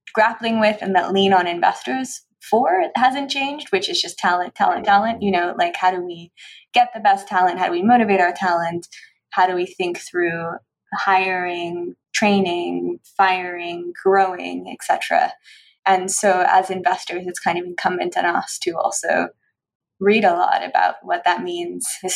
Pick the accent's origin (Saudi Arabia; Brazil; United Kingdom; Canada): Canada; Newfoundland and Labrador; moved away; also born or lived in Nova Scotia; I grew up in Newfoundland where my grandfather was a fisherman